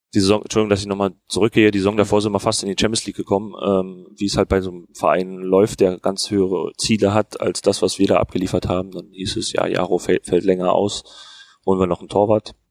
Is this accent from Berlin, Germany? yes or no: yes; Berlin, Germany; moved away as an adult; now in Fürth, Germany; weil ich bin jetzt auch nicht direkt am Ku, äh, am Kudamm aufgewachsen oder in Charlottenburg, wo, wo jetzt jeden Tag Halligalli ist, äh, sondern in Hohenschönhausen